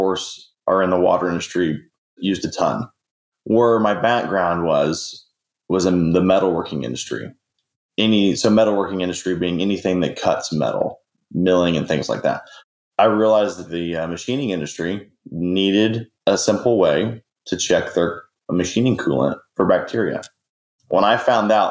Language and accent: English; Northwest Oklahoma, United States; I grew up in Northwest Oklahoma